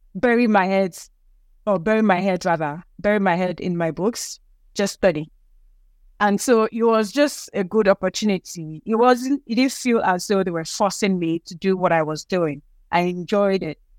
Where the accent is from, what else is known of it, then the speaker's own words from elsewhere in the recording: Lagos, Nigeria; moved away as an adult; also born or lived in Ogun State; now in Edmonton, Canada; I just found myself born in Lagos and I grew up in Lagos.